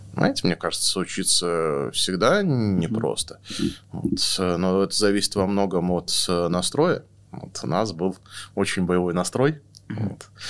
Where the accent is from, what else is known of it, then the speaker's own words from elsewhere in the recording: Novosibirsk, Novosibirsk Oblast, Russia; now in Moscow, Russia; я родился в Новосибирске